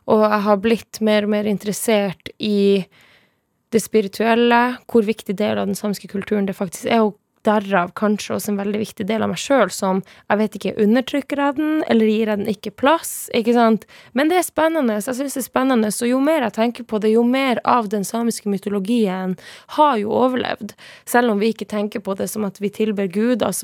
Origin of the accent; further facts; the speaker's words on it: Sápmi, Norway; derfor må du vite at jeg er same.